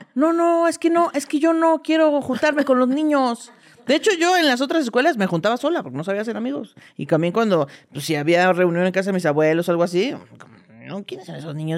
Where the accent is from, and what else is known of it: State of Mexico, Mexico; born or raised there; also born or lived in Veracruz